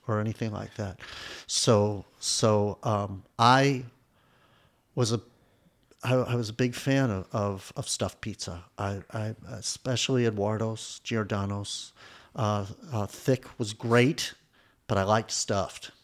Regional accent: Evanston, Illinois, United States; I grew up in Evanston

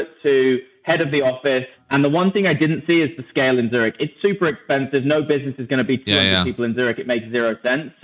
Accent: England, United Kingdom; moved away as an adult; also born or lived in Switzerland; especially as an English person.

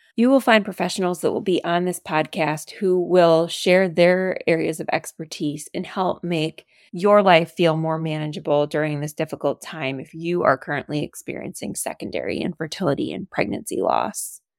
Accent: Detroit, Michigan, United States; moved away as an adult; now in Chicago, United States; We are from Michigan. Go Lions. And I'm from the Detroit area

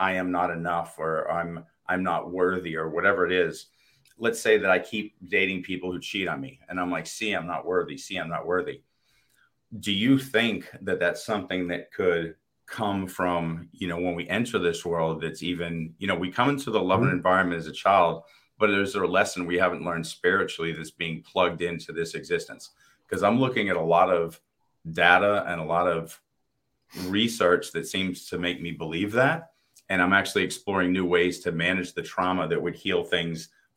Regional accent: Boston, Massachusetts, United States; I grew up in Boston

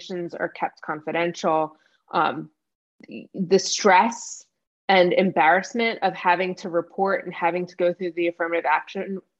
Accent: New Jersey, United States; I grew up in New Jersey, so sweet tea isn't really a thing

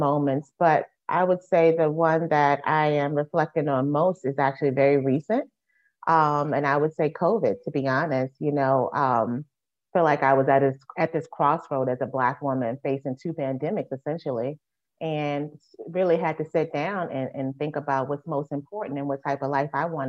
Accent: Richmond, Virginia, United States; my hometown

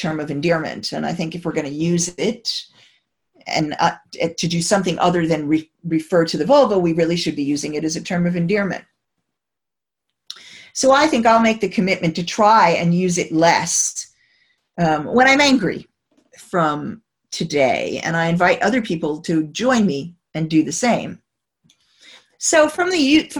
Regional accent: United States; moved away; as an American

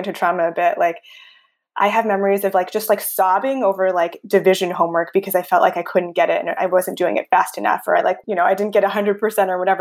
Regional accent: Bay Area, California, United States; I grew up in a white suburb, kind of in the Bay Area

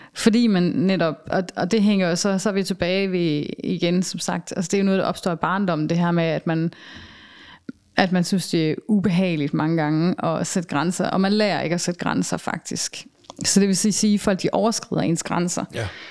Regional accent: Denmark; moved away; also born or lived in southern Germany; som vi kender det herhjemme

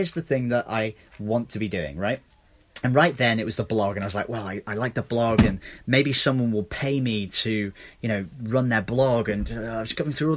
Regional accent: England, United Kingdom; moved away; I'm from England.

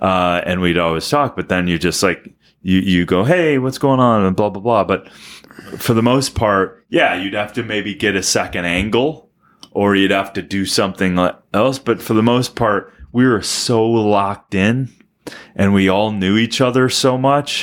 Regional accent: Minnesota, United States; Dan and I are from Minnesota

